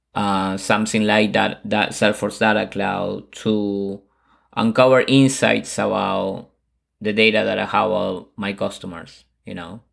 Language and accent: English; Buenos Aires, Argentina; moved away; I'm originally from Buenos Aires, Argentina